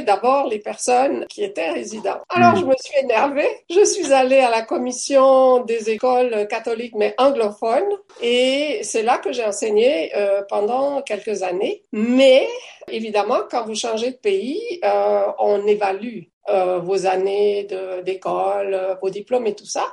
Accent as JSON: {"language": "French", "region": "Valais", "country": "Switzerland", "also_born_or_lived": "Fribourg / Africa / Toronto", "moved": "as an adult", "lives_now": "Canada", "said": "je viens du Valais"}